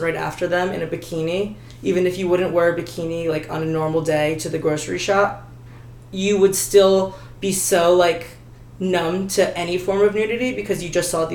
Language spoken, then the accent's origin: English; New Jersey, United States; moved away as an adult; now in Los Angeles, United States; I grew up, you know, living in New Jersey